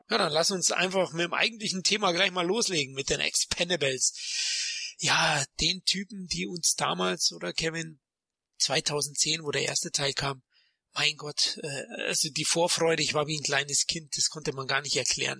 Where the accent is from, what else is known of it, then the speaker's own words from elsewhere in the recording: Munich, Bavaria, Germany; accent: Bavarian; lebe in München, bin ein Münchner Kindl, also ein echter Bayer und vielleicht hört man das an meinen Rs